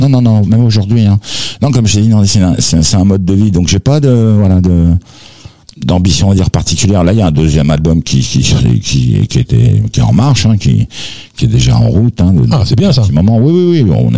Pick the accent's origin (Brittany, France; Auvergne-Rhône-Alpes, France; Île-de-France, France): Île-de-France, France; Aubervilliers; born or raised there; also born or lived in Algiers, Algeria